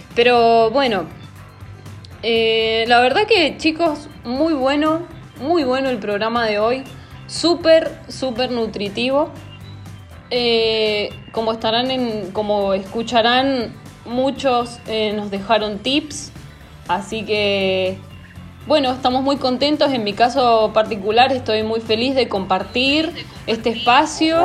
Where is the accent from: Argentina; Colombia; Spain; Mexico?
Argentina; como buena argentina que soy